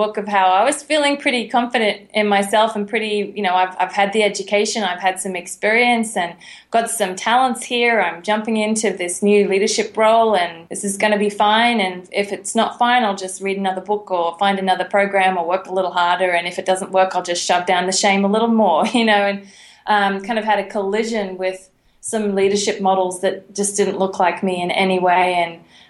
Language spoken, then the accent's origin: English; Brisbane, Queensland, Australia; I am from Brisbane, and you do not say Brisbane.